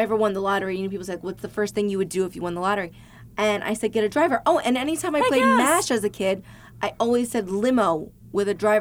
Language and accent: English; New Jersey, United States; moved away as an adult; now in Los Angeles, United States; I grew up just outside of Manhattan